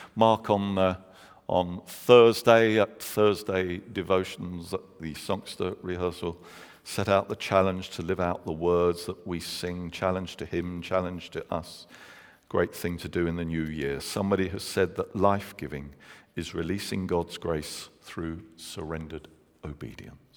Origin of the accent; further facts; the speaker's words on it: London, United Kingdom; moved away; I'm from London